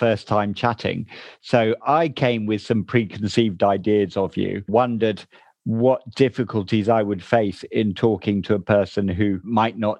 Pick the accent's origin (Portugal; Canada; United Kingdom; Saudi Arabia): United Kingdom; Chiltern Hills, South East England; accent: middle English; you don't come from the Chiltern Hills like me